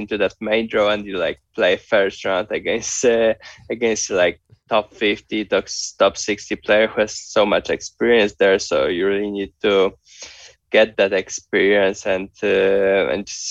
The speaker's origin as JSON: {"language": "English", "country": "Poland", "tie": "born or raised there", "said": "being from Poland"}